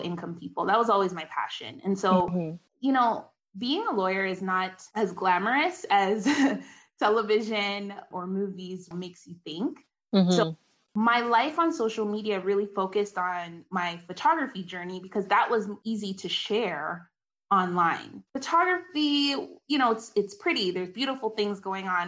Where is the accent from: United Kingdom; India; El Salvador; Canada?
Canada; also born or lived in South Carolina, United States; I'm Canadian